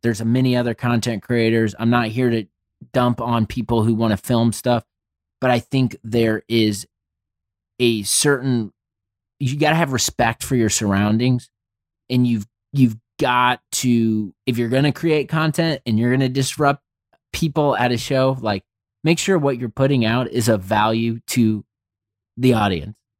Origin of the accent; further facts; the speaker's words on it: Indianapolis, Indiana, United States; I grew up in Indianapolis. I've lived here my entire life